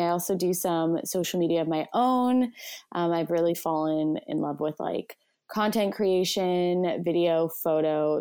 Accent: Vancouver, British Columbia, Canada; I'm from Vancouver, B C, Canada.

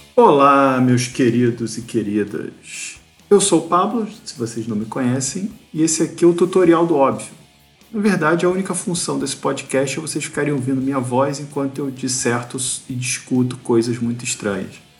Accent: Rio de Janeiro, Brazil; Eu sou do Rio

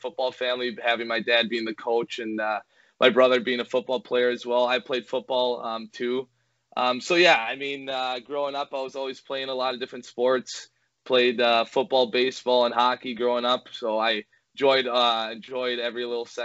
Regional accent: Edina, Minnesota, United States; you grow up in Minnesota and you grow up in Edina and you're kind of bred to be a hockey player

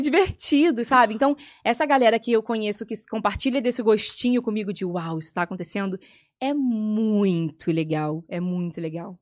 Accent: Petrópolis, Rio de Janeiro, Brazil; moved away; na minha cidade, em Petrópolis, a gente ia pra praça

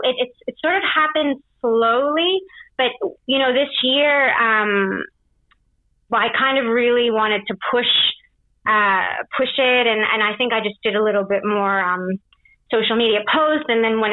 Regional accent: Canada; moved away as an adult; also born or lived in England / Australia; now in Paris, France; I'm Canadian. I was actually born in England. I moved to Canada when I was 5. And my dad is Canadian. My mum's Australian. So then I moved to Australia when I was 24. And now I'm in Paris.

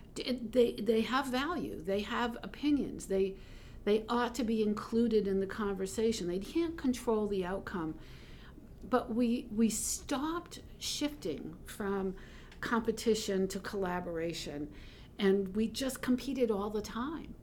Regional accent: South Portland, Maine, United States; we lived in Greater Portland, Portland, South Portland, growing up

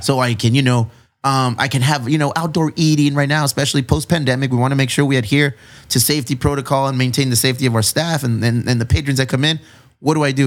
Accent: National City, California, United States; I'm Mexican. I grew up in National City

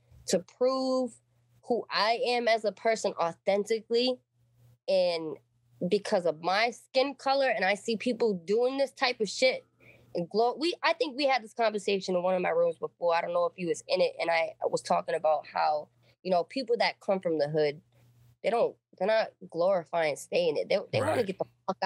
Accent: New Bedford, Massachusetts, United States; I grew up in New Bedford, grew up in the fucking hood

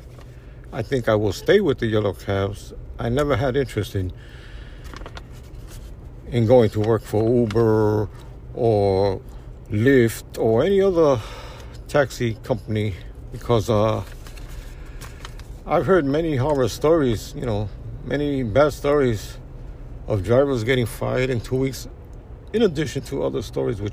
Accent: India; moved away as an adult; now in New York, United States; over 20 years ago in my hometown in India

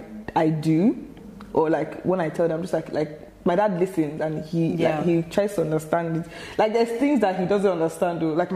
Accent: Ireland; also born or lived in Nigeria; No, actually, so I'm from Ireland as well. So like, mm-hmm. I used to move around with my mum. And then like, I was in Nigeria for a bit.

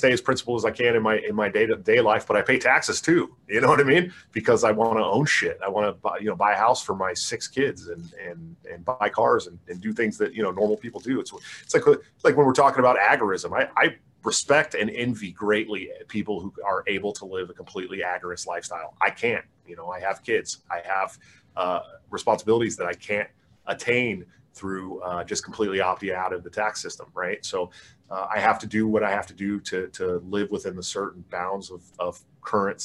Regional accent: Oakland, California, United States; I'm from the Oakland area and lived in Oakland for a long time.

